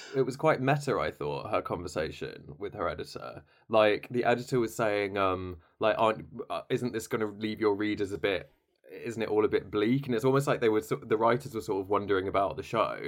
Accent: United Kingdom; we have an issue as British people

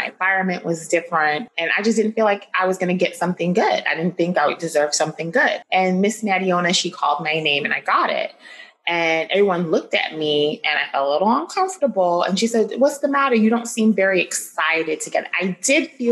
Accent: New York City, New York, United States; also born or lived in Flushing, Queens; I grew up in New York City, born and bred.

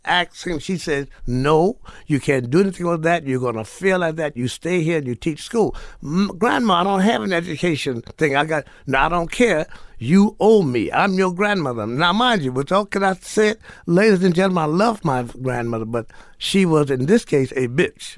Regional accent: New Orleans, Louisiana, United States; moved away; also born or lived in Morgan City, Louisiana; Born, born, born in New Orleans, raised in New Orleans in Morgan City, Luther Island

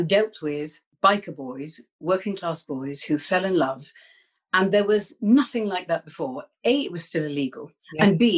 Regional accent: London, United Kingdom; I was born in London, so I don't get very regional, dear. I've never left, really.

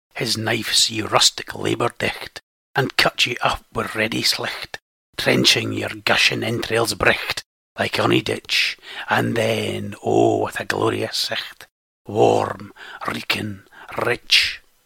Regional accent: Scotland, United Kingdom; I am Scottish

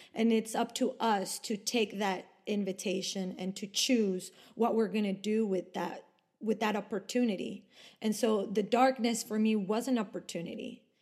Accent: Ecuador; English is a second language; moved away as an adult; also born or lived in Argentina / Italy; now in Sweden; I was born and raised in Ecuador, but my parents and my ancestors are from Argentina and from Italy

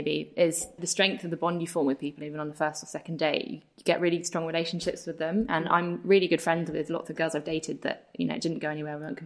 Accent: Brighton, South East England, United Kingdom; now in London, United Kingdom; I live in London. I'm from Brighton.

